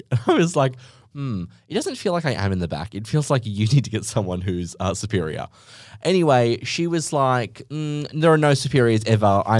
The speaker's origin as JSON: {"language": "English", "country": "Australia", "said": "we're Australian"}